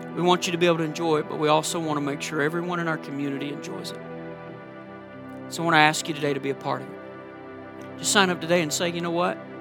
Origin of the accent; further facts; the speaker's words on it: Georgia, United States; now in Minnesota, United States; you know by my accent that I'm not from Minnesota. And you know, if you've been around me long enough, that I'm a big Georgia Bulldog fan because I'm originally from Georgia